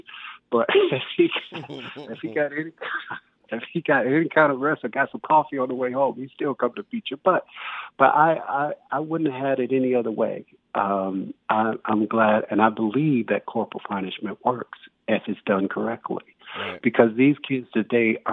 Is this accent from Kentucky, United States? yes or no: no; Detroit, Michigan, United States; also born or lived in Pensacola, Florida; now in Los Angeles, United States; growing up in Detroit at 9 years old